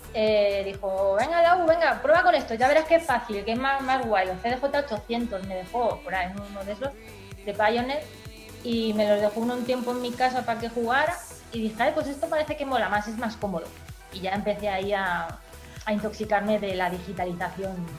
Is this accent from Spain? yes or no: yes; Villalba, Spain; moved away; salí de mi pueblo de Villalba